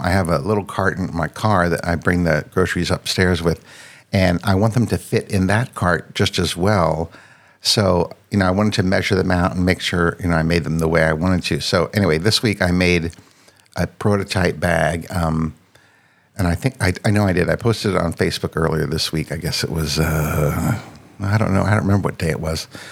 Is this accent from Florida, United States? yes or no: no; Northern Virginia, United States; also born or lived in France; I grew up in uh, Northern Virginia, which is right outside of Washington, D.C literally like seven miles from DC and spent my entire life in the same place.